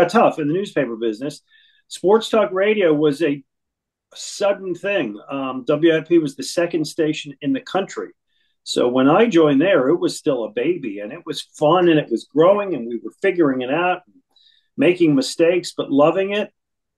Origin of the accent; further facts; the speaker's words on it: Buffalo, New York, United States; moved away as an adult; also born or lived in Boston / Fort Lauderdale, Florida / Detroit; now in Philadelphia, United States; I was born in New York City, raised in Buffalo, New York